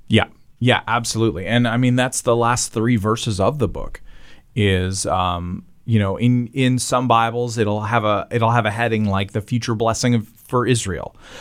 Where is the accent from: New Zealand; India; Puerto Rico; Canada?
Canada; accent: Canadian; the way I say against as a Canadian